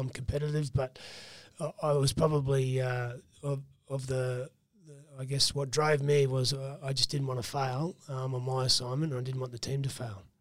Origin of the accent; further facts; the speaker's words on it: Roma, Queensland, Australia; also born or lived in Brisbane / Wandoan; I always say Roma because that's yep. where I spent most of my childhood